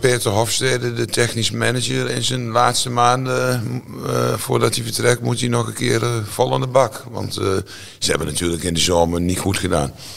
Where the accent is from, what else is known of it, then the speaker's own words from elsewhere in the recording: Netherlands; ik ben Nederlander